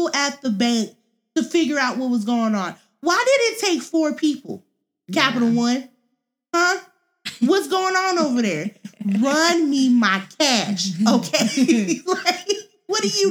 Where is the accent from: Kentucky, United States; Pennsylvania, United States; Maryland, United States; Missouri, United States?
Missouri, United States; moved away as an adult; also born or lived in Columbia, Missouri / St. Louis, Missouri / Jefferson City, Missouri / Arizona; now in California, United States; We are actually from Missouri, born and raised. Well, at least I'm born and raised.